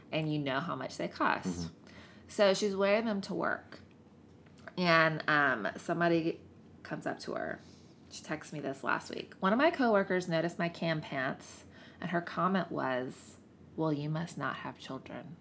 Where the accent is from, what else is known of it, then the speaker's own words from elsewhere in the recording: the South, United States; especially being a woman and growing up in the South